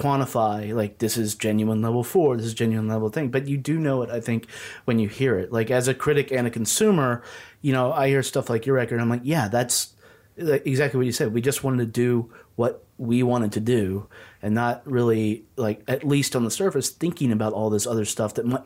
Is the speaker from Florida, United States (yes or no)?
no; Southwest Virginia, United States; I grew up in Southwest Virginia